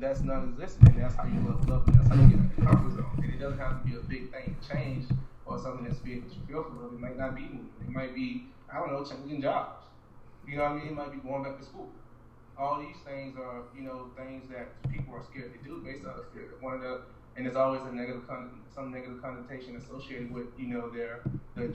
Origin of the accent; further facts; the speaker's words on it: Orlando, Florida, United States; now in New York, United States; I'm far from Florida, from Orlando, Florida